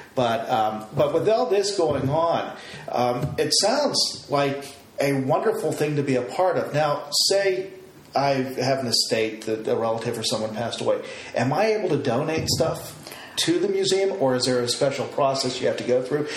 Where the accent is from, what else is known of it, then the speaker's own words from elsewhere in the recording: outside of Pittsburgh, Pennsylvania, United States; moved away as an adult; also born or lived in Uniontown, Pennsylvania; me growing up outside of Pittsburgh